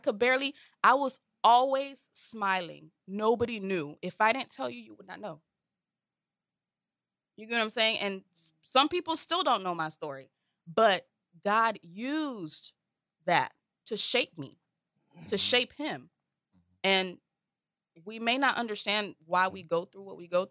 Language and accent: English; Lake Worth, Florida, United States; I'm from Lake Worth